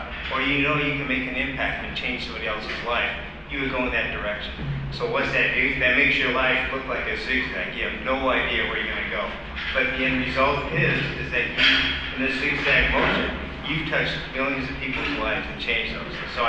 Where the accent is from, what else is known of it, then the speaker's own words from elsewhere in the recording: Santa Barbara, California, United States; now in Carpinteria, United States; born and raised in Santa Barbara, actually. Now living in Carpinteria, moved to Carpinteria in 76